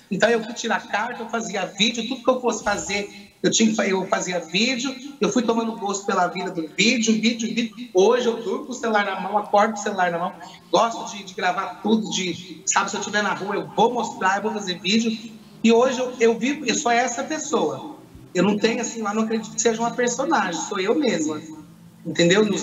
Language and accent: Portuguese; Poços de Caldas, Minas Gerais, Brazil; sou de Pós Caldas, Minas Gerais.